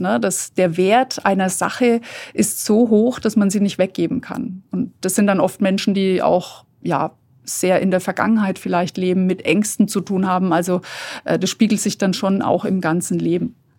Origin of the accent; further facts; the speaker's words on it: Fürth, Bavaria, Germany; bei uns in Fürth